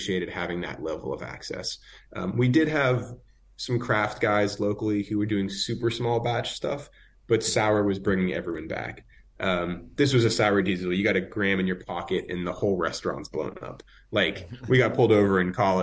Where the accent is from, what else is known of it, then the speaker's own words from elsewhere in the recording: Boston, Massachusetts, United States; moved away as an adult; now in California, United States; I grew up in Boston